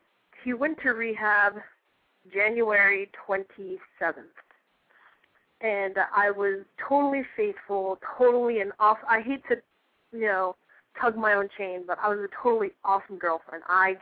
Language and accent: English; Cape Coral, Florida, United States; I'm 17, and I hail from Cape Coral, Florida.